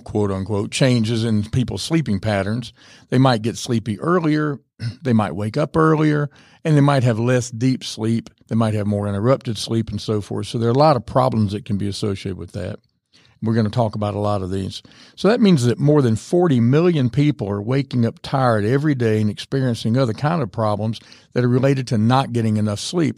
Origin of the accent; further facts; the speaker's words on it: the South, United States; I'm from the South